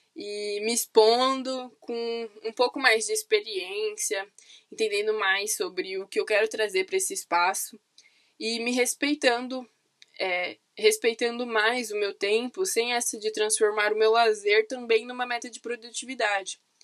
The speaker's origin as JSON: {"language": "Portuguese", "region": "São Paulo", "country": "Brazil", "also_born_or_lived": "Campinas", "said": "Eu sou de São Paulo, capital"}